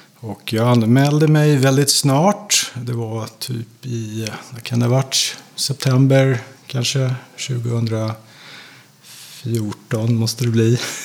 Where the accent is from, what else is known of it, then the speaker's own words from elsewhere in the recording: Sweden; mig som svensk